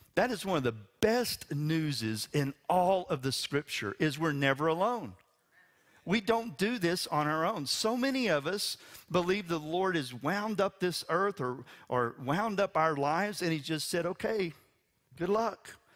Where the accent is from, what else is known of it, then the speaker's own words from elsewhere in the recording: West Texas, United States; I'm from West Texas. It rains eight inches a year